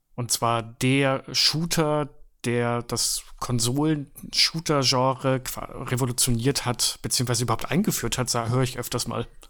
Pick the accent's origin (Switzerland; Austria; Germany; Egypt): Switzerland; moved away; ich habe in meiner Kindheit ja in der Schweiz gelebt